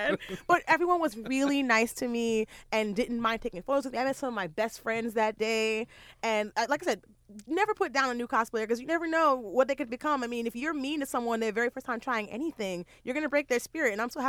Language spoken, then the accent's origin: English; New York City, New York, United States; I'm native New Yorker.